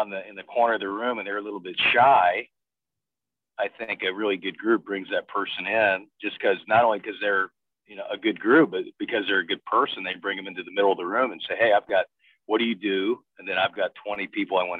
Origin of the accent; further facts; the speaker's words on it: Bloomington, Indiana, United States; moved away; growing up in Bloomington, Indiana